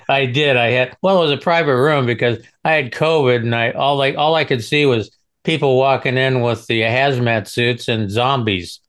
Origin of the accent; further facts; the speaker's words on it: Nebraska, United States; I'm originally from Nebraska.